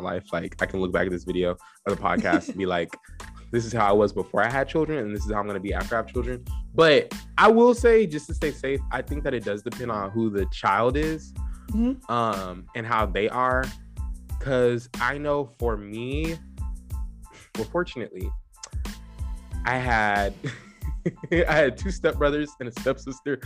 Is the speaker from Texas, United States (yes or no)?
yes; Lockhart, Texas, United States; I grew up in Lockhart, Texas.